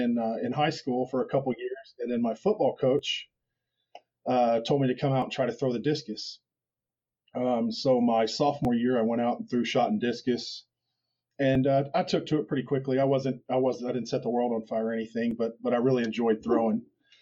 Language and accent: English; Wichita, Kansas, United States; Wichita, Kansas.